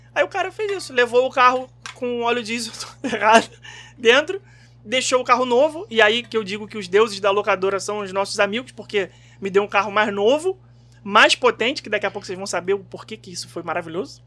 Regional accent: Rio de Janeiro, Brazil; Como um bom carioca que sou

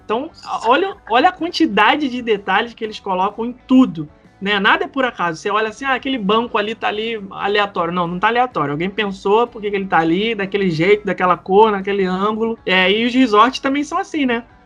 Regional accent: Rio de Janeiro, Brazil; eu, por exemplo, como carioca

